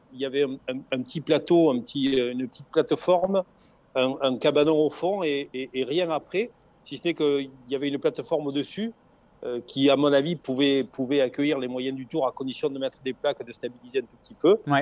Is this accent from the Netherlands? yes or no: no; the South, southern France, France; accent: chantant (southern); Nous, chez nous, dans, le Sud